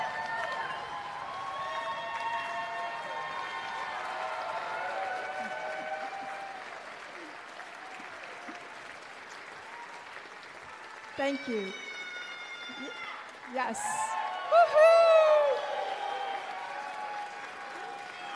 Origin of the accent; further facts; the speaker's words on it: Hawaii, United States; I'm from Hawaii, and in Hawaii we say that rain is a blessing from the gods